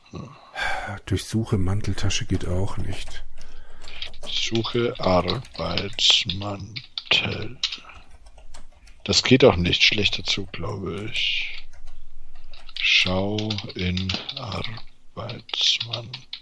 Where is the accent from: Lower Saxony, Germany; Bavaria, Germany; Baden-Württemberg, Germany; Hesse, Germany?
Bavaria, Germany; Bayreuth; Das ist Bayreuther Hell aus meiner Heimatstadt